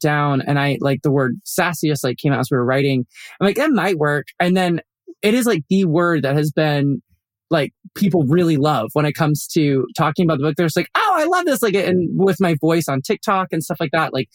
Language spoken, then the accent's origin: English; Colorado Springs, Colorado, United States; I grew up in Colorado Springs